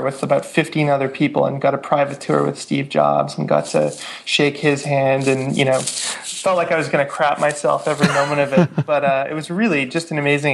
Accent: Vancouver, British Columbia, Canada; also born or lived in Victoria; I grew up in Vancouver

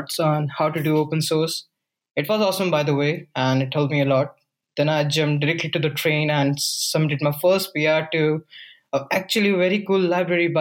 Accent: Rajasthan, India; moved away as an adult; also born or lived in North India; I'm originally from Rajasthan, India

